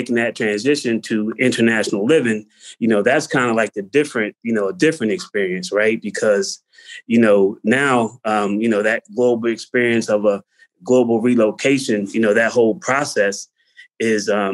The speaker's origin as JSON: {"language": "English", "town": "Pottstown", "region": "Pennsylvania", "country": "United States", "moved": "as an adult", "lives_now": "Prague, Czechia", "said": "I'm from Pottstown"}